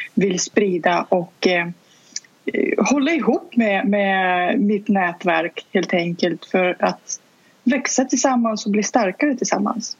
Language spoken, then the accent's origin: Swedish; Saint Petersburg, Russia; first language Russian; Swedish is a second language; also born or lived in Stockholm region, Sweden; now in Stockholm, Sweden; ursprungligen kommer jag från Sankt Petersburg där jag var född och uppvuxen. Så ryska är mitt